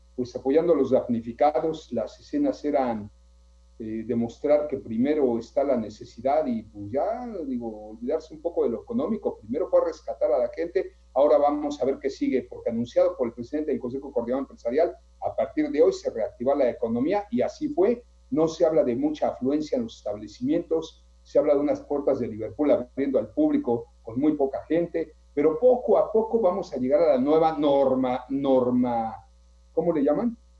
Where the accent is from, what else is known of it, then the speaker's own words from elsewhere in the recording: Mexico; somos hermanos, somos mexicanos